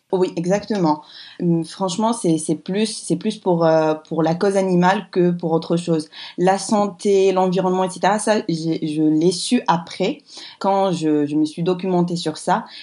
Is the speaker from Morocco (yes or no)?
yes; Morocco; quand je suis invitée chez moi au Maroc, ben là, là c'est vrai que je ne veux pas trop euh, offusquer les gens